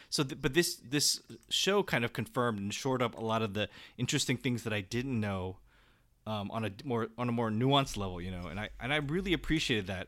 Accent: San Jose, California, United States; born or raised there

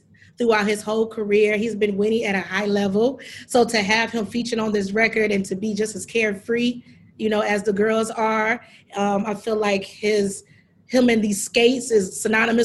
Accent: Detroit, Michigan, United States; our high school days, how we would literally do that in Detroit

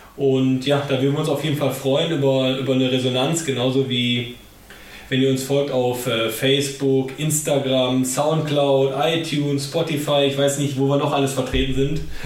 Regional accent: Germany; als Deutscher

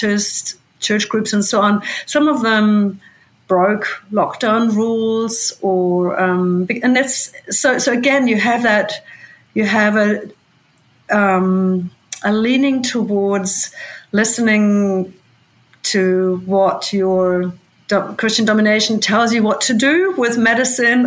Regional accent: Germany; now in New Zealand; That's my home country

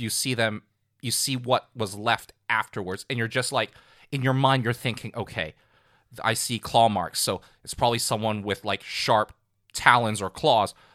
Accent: Hong Kong; growing up in Hong Kong

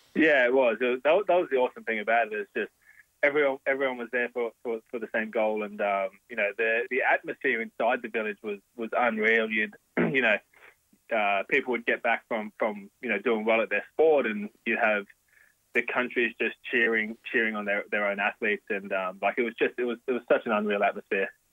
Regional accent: Logan, Queensland, Australia; I was born in Logan Hospital. I was I lived in Logan City for the first 23 years of my life

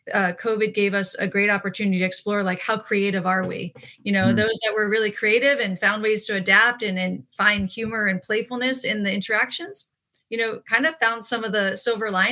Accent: East Coast, United States; moved away; I'm from the East Coast originally

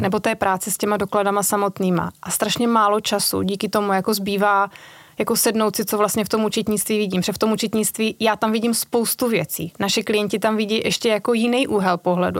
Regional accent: Moravia, Czechia; moved away as an adult; also born or lived in Brno; now in Prague, Czechia; já pocházím z Moravy, tam jsem si našla manžela Pražáka

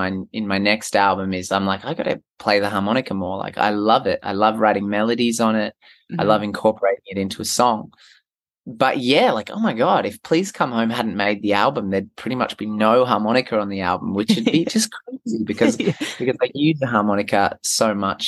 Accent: Merimbula, New South Wales, Australia; my hometown is a little town called Marimbula.

